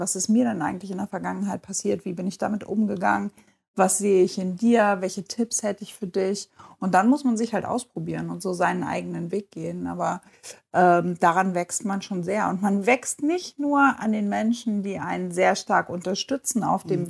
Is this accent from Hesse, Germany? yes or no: no; Bad Lauterberg, Lower Saxony, Germany; now in Hanover, Germany; ich bin in Bad Lauterberg geboren und aufgewachsen und bin bis zum Abitur da geblieben